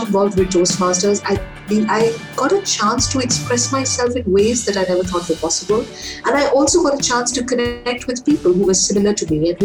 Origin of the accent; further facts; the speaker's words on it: Kolkata, West Bengal, India; moved away as an adult; now in Nepal; I'm an Indian. I was born in Calcutta many, many years ago